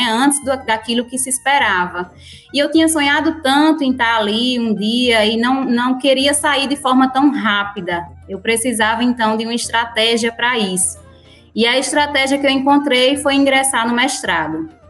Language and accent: Portuguese; Currais Novos, Rio Grande do Norte, Brazil; also born or lived in Acari; Eu nasci em Acari, mas fui criada sempre no município de Currais Novos.